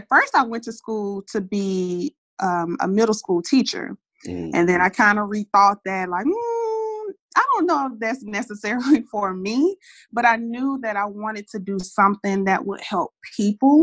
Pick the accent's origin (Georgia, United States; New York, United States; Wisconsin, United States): Georgia, United States; Decatur; I'm from Decatur, Georgia, where I was born and raised.